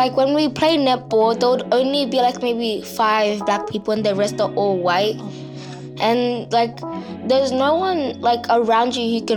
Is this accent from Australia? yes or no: yes; Australia; I was born in Australia, but my background is Tanzania